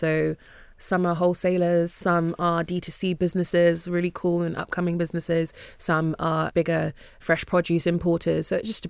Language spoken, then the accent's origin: English; Nigeria; now in United Kingdom; And of course, African, I'm Nigerian, so it was very helpful to start with something that you know.